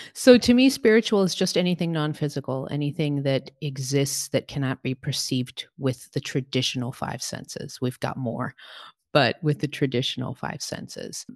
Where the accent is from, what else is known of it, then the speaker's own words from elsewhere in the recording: Portugal; moved away; also born or lived in New York City, United States; I was raised in Portugal. My parents are Portuguese, and so I have dual citizenship.